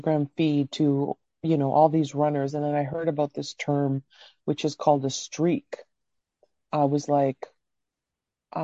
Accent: Canada; also born or lived in Croatia; I was born in Croatia, but I came to Canada when I was six

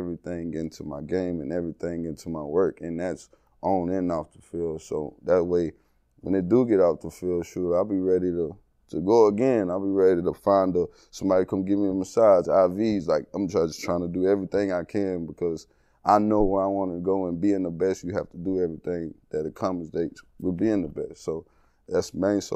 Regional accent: East Texas, United States; moved away as an adult; now in Miami, United States; I grew up in the country

